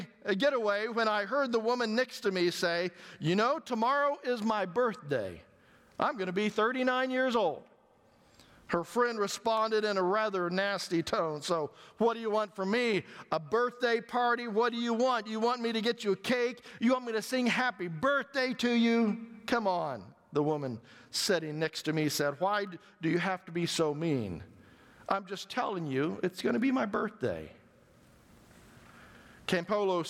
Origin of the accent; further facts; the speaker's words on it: Missouri, United States; I'm from Missouri, so I can say that, right? I'm a hillbilly